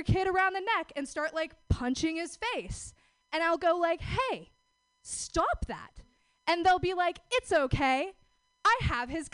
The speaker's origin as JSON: {"language": "English", "region": "Oregon", "country": "United States", "said": "I'm from out of town. I'm actually from Oregon."}